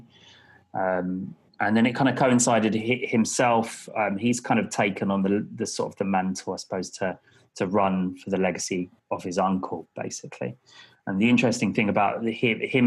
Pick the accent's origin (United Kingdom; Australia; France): United Kingdom; London; moved away as an adult; also born or lived in Canada; now in Brighton, United Kingdom; I was born in Hammersmith, grew up in Hammersmith and Fulham.